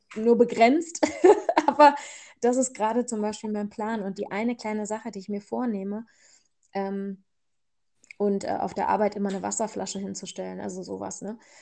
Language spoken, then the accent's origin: German; Germany; ich bin ja hier aufgewachsen in Deutschland